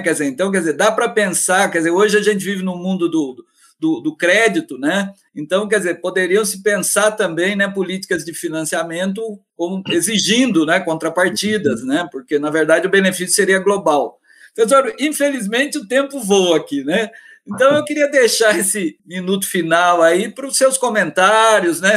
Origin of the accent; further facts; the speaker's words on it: Minas Gerais, Brazil; moved away; Eu venho de Minas Gerais